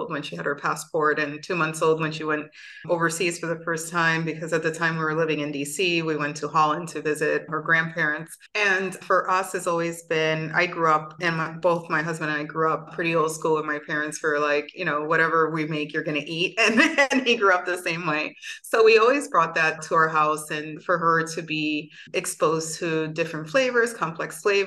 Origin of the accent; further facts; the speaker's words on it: Bayamón, Puerto Rico; also born or lived in New York; I grew up in a small town called Bayamo, Puerto Rico